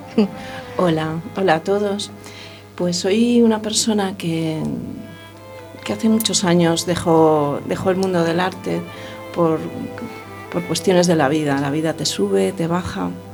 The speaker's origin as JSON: {"language": "Spanish", "town": "Vigo", "region": "Galicia", "country": "Spain", "also_born_or_lived": "Madrid / Pontevedra", "moved": "as an adult", "lives_now": "A Coruña, Spain", "said": "soy de Vigo"}